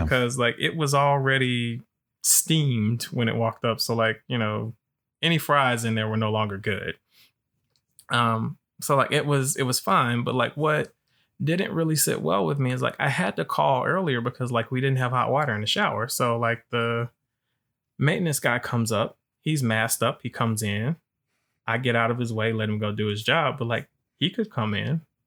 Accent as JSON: {"language": "English", "region": "Alabama", "country": "United States", "said": "I'm from Alabama"}